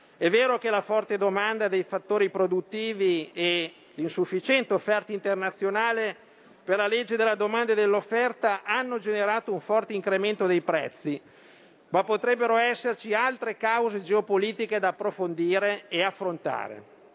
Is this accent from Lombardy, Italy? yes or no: yes; Lombardy, Italy; Da Lombardo e da Leghista